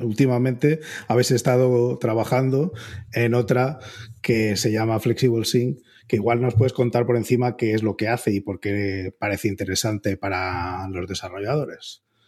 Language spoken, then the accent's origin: Spanish; Spain; la reputación que tenemos los, españoles de que somos demasiado directos